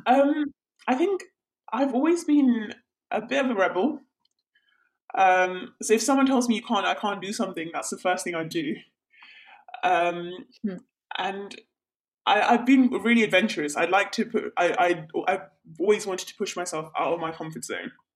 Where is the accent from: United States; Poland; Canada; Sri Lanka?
Sri Lanka; northeast Sri Lanka; moved away; So I'm from Sri Lanka. I'm from the northeast part of Sri Lanka